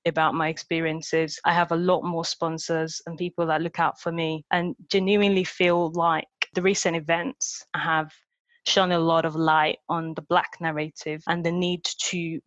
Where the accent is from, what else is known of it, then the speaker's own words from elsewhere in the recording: Nigeria; accent: Nigerian; moved away; And I grew up in Nigeria, so I had this very thick this Nigerian accent.